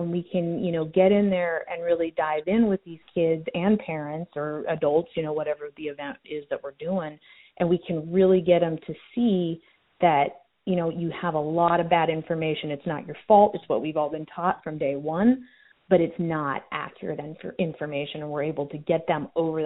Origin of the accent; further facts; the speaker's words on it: Colorado, United States; moved away; I grew up in Colorado